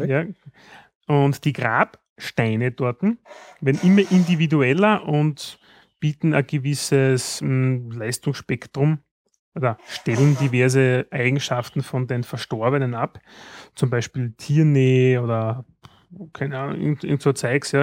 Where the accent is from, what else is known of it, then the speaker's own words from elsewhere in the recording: Austria; bei uns in Österreich